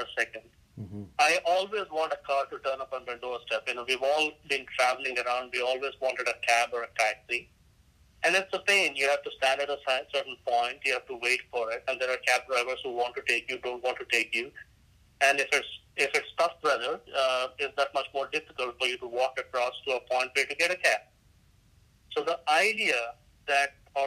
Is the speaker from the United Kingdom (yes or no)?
no; India; moved away; I'm Indian by ethnicity